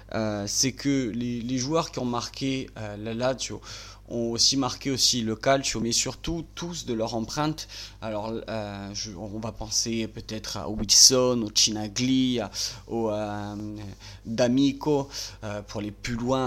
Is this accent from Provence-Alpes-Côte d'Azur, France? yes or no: no; Bastia, Corsica, France; je suis natif de Bastia